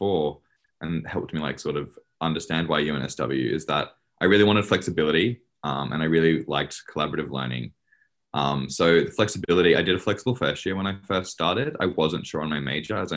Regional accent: Queensland, Australia; moved away as an adult; now in Sydney, Australia; I'm from Queensland originally.

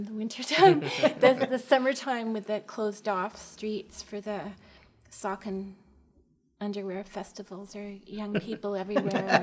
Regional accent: Montreal, Quebec, Canada; also born or lived in Bedfordshire, England / the Bronx / Vancouver; I'm from Montreal

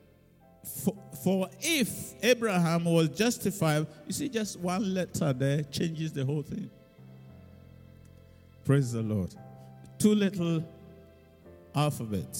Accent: Ghana; now in United Kingdom; now I'm no longer British, so now I'm a Ghanaian

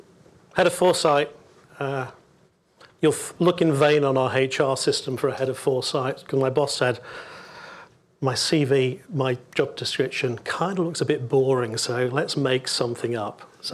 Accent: United Kingdom; We're British. It does the job.

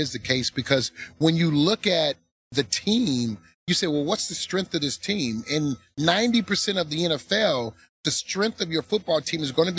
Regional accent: Detroit, Michigan, United States; Growing up in Detroit

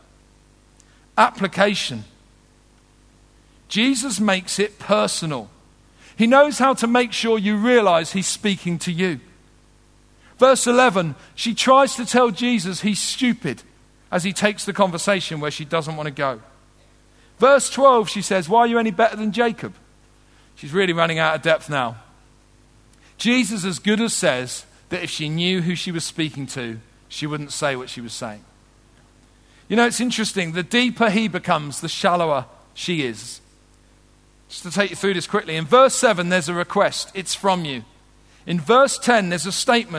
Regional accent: London, United Kingdom; also born or lived in Wolverhampton; I did grow up in southeast London, though I was born in Wolverhampton

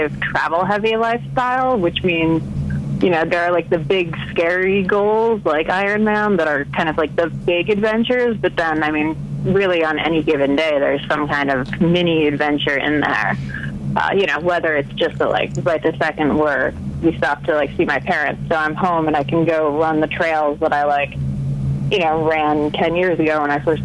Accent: United States; I'm American

